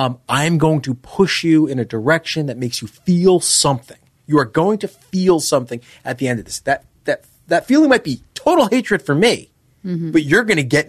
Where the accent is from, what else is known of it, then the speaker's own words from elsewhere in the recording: Mississippi, United States; Oh, we're from Mississippi